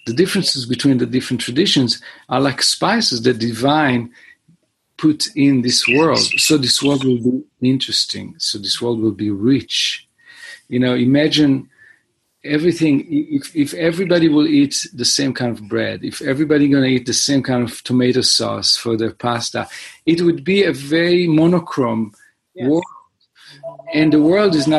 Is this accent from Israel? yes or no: yes; Israel; moved away as an adult; also born or lived in Boston, United States; now in Los Angeles, United States; I was born and raised in Israel, and I came to the United States to study music in Berklee